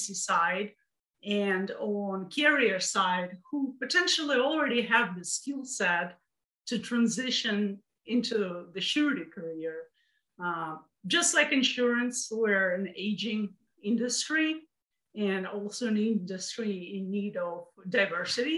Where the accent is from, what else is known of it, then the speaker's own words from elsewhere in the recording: Russia; now in United States; I'm from Russia.